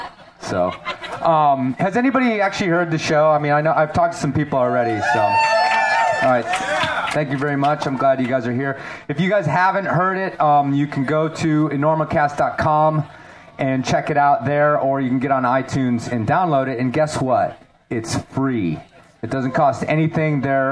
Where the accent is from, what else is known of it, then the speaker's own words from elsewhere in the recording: Chicago, Illinois, United States; now in Colorado, United States; I grew up in Illinois, Chicago, as a city boy. And then I moved to Colorado, and I really haven't spent a lot of time down here